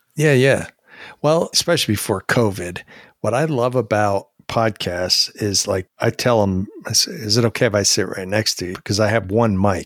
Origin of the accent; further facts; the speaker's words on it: New Jersey, United States; also born or lived in Maryland / Virginia / Huntersville, North Carolina; now in Marietta, United States; I grew up in New Jersey